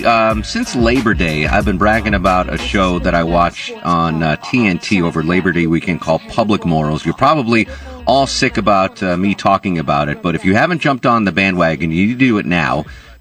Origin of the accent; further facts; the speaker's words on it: Connecticut, United States; Like you, I'm actually from Connecticut, and I went to school in New York